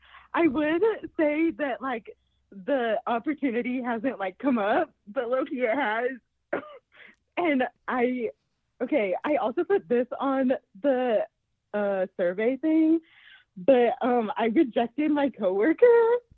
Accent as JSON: {"language": "English", "town": "Salt Lake City", "region": "Utah", "country": "United States", "said": "I'm from Salt Lake City, Utah."}